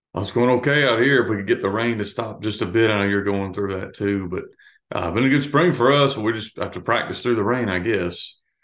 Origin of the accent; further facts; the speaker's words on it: Florida, United States; now in Arkansas, United States; I grew up in Florida